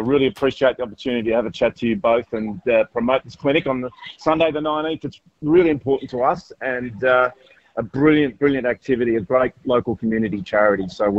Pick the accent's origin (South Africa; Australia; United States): Australia; Melbourne, Victoria; now in Sydney, Australia; I grew up in Melbourne